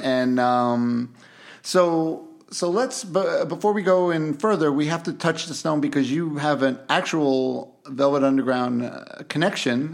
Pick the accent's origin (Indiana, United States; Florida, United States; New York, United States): New York, United States; New York City; I, I grew up in Queens, uh, Yeah. uh, Bayside, Queens